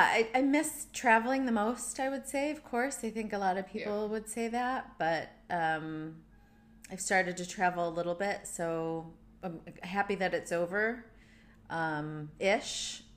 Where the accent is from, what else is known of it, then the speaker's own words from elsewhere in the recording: Munster, Indiana, United States; moved away as an adult; also born or lived in San Francisco; now in London, United Kingdom; So I was growing up in Munster, Indiana